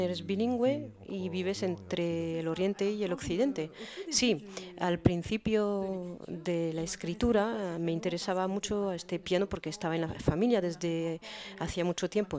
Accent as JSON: {"language": "Spanish", "town": "Beirut", "region": "Beirut Governorate", "country": "Lebanon", "tie": "born or raised there", "first_language": "French and Arabic", "second_language": "Spanish", "moved": "as an adult", "lives_now": "Paris, France", "said": "Yo me crié en Beirut, pero aprendí el francés y el árabe al mismo tiempo, entonces tengo dos idiomas maternos y desde que vivo en Francia"}